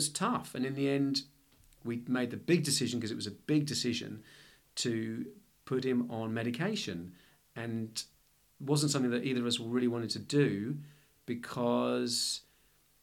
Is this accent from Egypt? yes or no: no; London, United Kingdom; moved away as an adult; now in Melbourne, Australia; I'm originally from London.